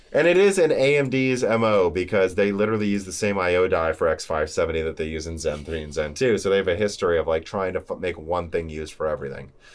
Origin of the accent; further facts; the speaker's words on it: Bloomington, Illinois, United States; also born or lived in Peoria, Illinois; We grew up in Bloomington, Illinois